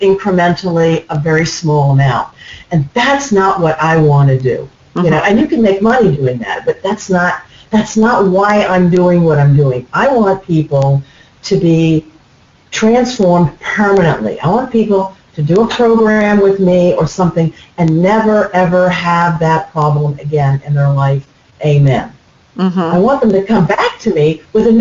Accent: United States; I'm an American

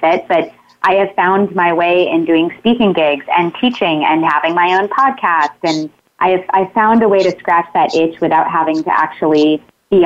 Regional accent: Sebastian, Florida, United States; moved away as an adult; also born or lived in Tampa, Florida; now in Los Angeles, United States; I am originally from Sebastian, Florida, which is on the East Coast, right in between Jacksonville and Miami.

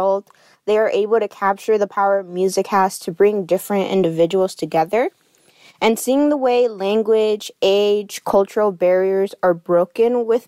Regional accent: San Jose, California, United States; I am from San Jose, California

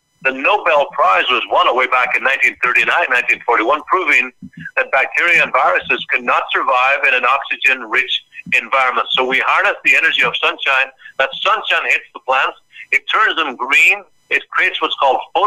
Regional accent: Ireland; moved away as an adult; now in United States; when I grew up in Ireland

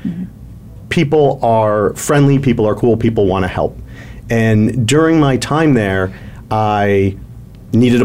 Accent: Milwaukee, Wisconsin, United States; also born or lived in Atlanta; now in Arizona, United States; I was born in Milwaukee, Wisconsin

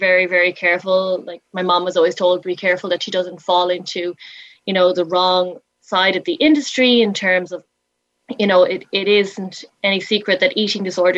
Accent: Galway, Connacht, Ireland; I'm from Galway in Ireland

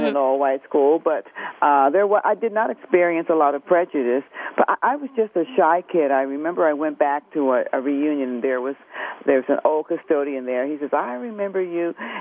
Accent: New Jersey, United States; I was born in New Jersey

